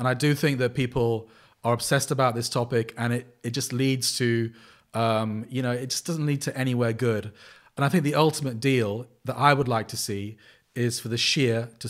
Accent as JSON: {"language": "English", "country": "Sri Lanka", "said": "I don't know the South Asian world so well, despite the fact that I come from Sri Lanka and my wife's Pakistani."}